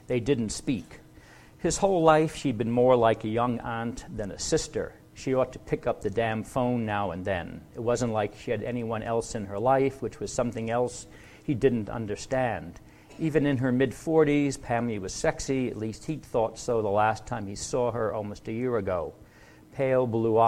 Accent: the East, East Coast, United States; I am from the East

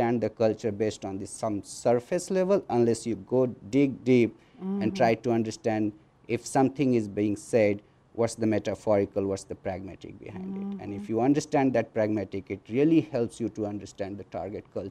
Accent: India; moved away as an adult; now in United States; as Indian to America, and seeing my country from other lenses

